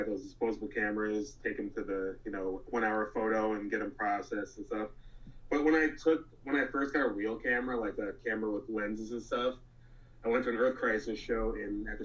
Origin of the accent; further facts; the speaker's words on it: New York City, New York, United States; moved away as an adult; now in Buffalo, United States; I grew up in Flushing, New York, which is in the borough of Queens